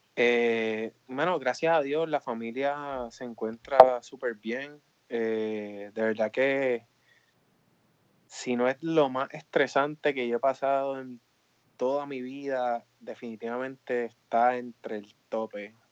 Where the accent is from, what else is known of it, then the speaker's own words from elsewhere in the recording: Humacao, Puerto Rico; moved away as an adult; also born or lived in Mayagüez, Puerto Rico / Maryland; now in DMV area, United States; yo soy nacido y criado eh, en Humacao, obviamente Humacao, Puerto Rico.